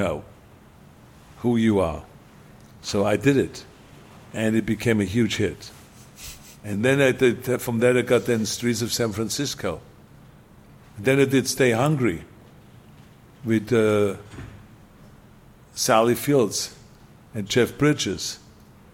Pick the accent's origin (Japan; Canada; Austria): Austria; English is a second language; moved away as an adult; now in United States